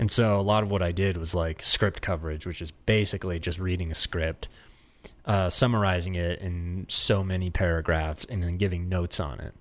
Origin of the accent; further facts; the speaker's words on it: Florida, United States; moved away as an adult; now in Los Angeles, United States; we grew up in Florida